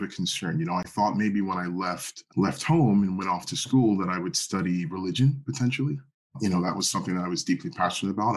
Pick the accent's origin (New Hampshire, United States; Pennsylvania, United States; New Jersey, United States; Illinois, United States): Pennsylvania, United States; Philadelphia; moved away; I grew up in Philadelphia.